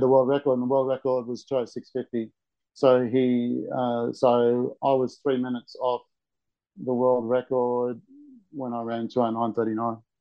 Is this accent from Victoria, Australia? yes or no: no; Brisbane, Queensland, Australia; also born or lived in Canberra; I live in Camp Hill, and uh, I was brought up in Camp Hill